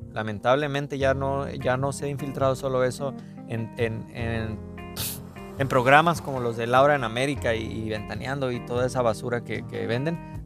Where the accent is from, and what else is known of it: Mexico